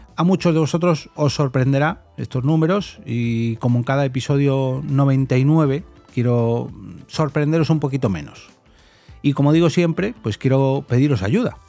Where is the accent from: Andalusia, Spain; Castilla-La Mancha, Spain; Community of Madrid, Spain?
Community of Madrid, Spain; Móstoles; yo soy de Móstoles, normalmente grabo en Móstoles